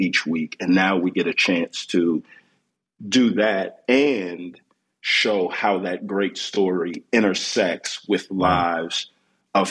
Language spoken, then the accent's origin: English; Houston, Texas, United States; moved away as an adult; now in Atlanta, United States; born and raised in Houston, Texas, to a pair of Nigerian immigrants